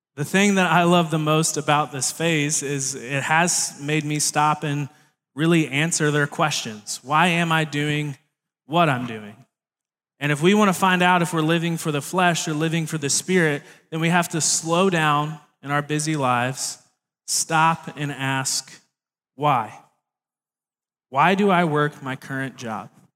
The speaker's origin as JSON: {"language": "English", "town": "Baton Rouge", "region": "Louisiana", "country": "United States", "tie": "born or raised there", "moved": "yes", "said": "I was born down in Baton Rouge, Louisiana, which is a very different place in the world"}